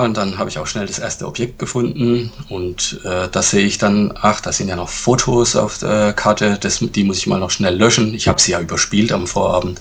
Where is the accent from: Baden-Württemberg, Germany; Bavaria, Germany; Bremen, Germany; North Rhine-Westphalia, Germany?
Baden-Württemberg, Germany; Sinsheim; ich komme aus Sinsheim. Das liegt im Badischen